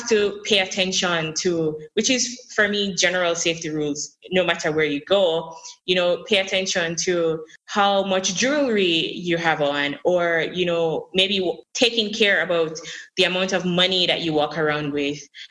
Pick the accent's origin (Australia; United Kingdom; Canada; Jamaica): Jamaica; growing up in Jamaica is having, you know, sun all year around